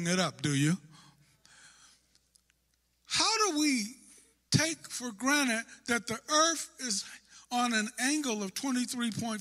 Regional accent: Northern California, United States; I'm from Northern California

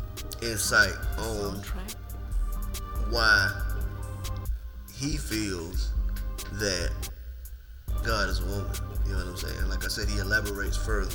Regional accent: the South, United States; we're from the South

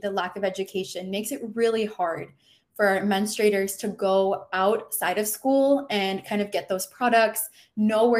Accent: Michigan, United States; moved away as an adult; now in Florida, United States; I'm personally not from Florida, I'm from Michigan

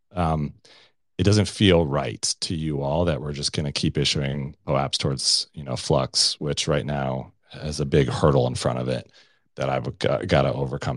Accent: Colorado Springs, Colorado, United States; Colorado Springs, Colorado, my hometown

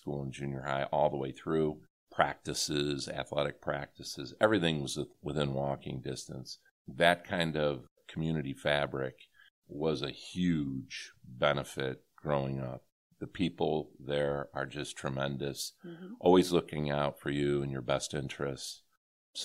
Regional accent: Rossford, Ohio, United States; also born or lived in Erie, Pennsylvania; growing up in that community and learning from the great staff and teachers there

